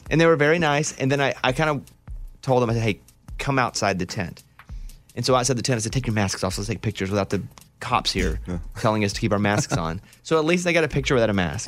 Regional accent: central Arkansas, United States; when I grew up in Arkansas, in central Arkansas

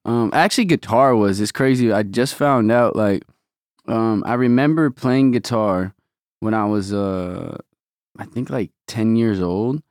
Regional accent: Omaha, Nebraska, United States; moved away as an adult; now in Los Angeles, United States; Omaha raised me, obviously, till nineteen

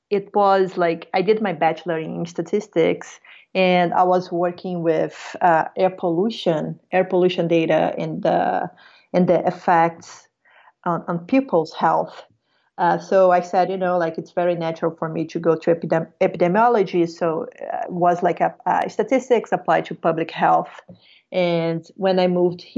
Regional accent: Rio de Janeiro, Brazil; moved away as an adult; now in San Francisco, United States; So I'm from Brazil. So I'm from Rio de Janeiro, and I moved here almost 6 years ago.

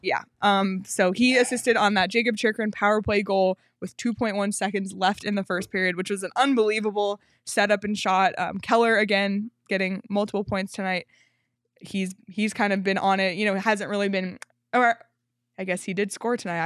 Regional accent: Canada; I'm Canadian

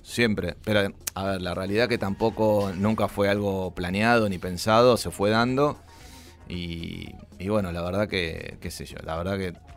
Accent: Buenos Aires, Argentina; Nací en Villa Crespo, en, bueno, ahí eh, en Araos

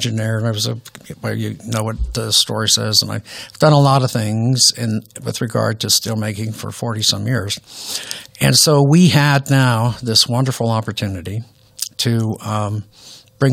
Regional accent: Youngstown, Ohio, United States; I grew up in Youngstown, Ohio

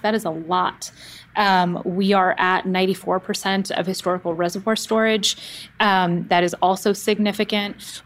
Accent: Oakland, California, United States; I grew up in the Bay Area and the San Francisco Bay Area, specifically in the East Bay in Oakland

